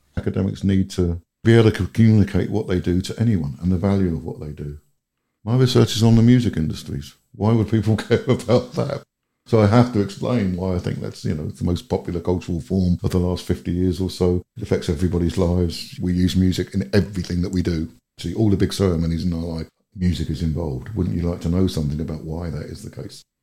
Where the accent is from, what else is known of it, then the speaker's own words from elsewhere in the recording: United Kingdom; moved away as an adult; now in Finland; Being British and kind of coming from a country that's just gone through what I personally think is an absolute disaster with Brexit